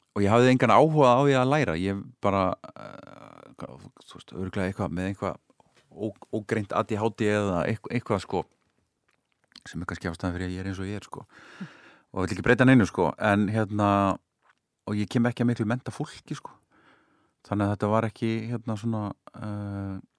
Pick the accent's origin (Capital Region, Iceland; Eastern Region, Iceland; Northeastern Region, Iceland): Capital Region, Iceland; Hafnarfjörður; ég flutti þá upp á Holt sko. þá, hérna, eh, sem var þá bara svona í hverfi í nýbyggingu sko. Holti í Hafnaveri